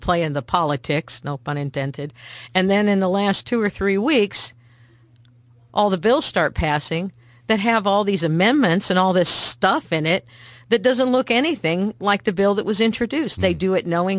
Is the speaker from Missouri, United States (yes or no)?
yes; Missouri, United States; because I talk that way, because I'm from Missouri